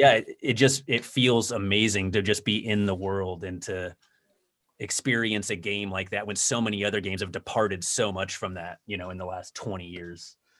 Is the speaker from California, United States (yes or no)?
yes; Southern California, United States; I grew up in Southern California, and it's kinda boring there in terms of the weather and stuff like that, but, um, in my earlier teen years, I, we moved up to Northern California